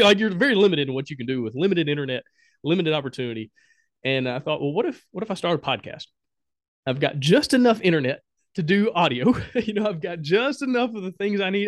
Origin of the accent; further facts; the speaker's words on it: Alabama, United States; moved away as an adult; also born or lived in Honduras; I'm from Alabama